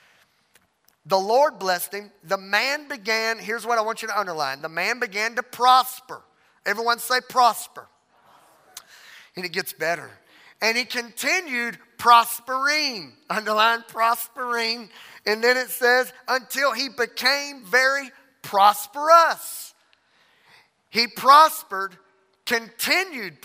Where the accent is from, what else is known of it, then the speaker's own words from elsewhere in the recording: Louisiana, United States; I'm from Louisiana.